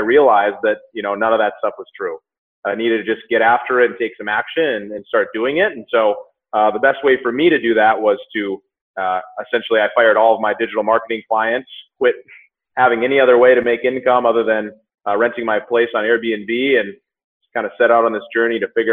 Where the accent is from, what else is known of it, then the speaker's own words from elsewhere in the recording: Minnesota, United States; moved away as an adult; also born or lived in Southern California; now in Denver, United States; I was born and raised in Minnesota